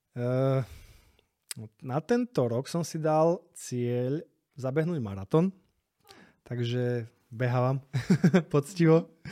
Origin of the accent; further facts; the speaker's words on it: Slovakia; also born or lived in Spain / Prague; now in Bratislava, Slovakia; tam tí Španieli mne nie sú proste takí blízki, ako sú my Slováci